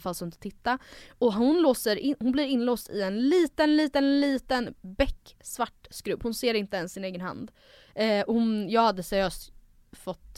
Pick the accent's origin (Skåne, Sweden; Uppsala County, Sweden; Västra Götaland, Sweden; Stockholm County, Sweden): Stockholm County, Sweden; Stockholm; jag är född i Stockholm